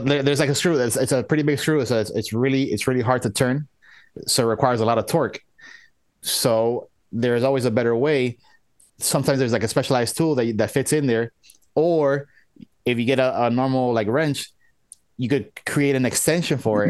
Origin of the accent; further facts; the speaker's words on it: United States; I was born in the U.S.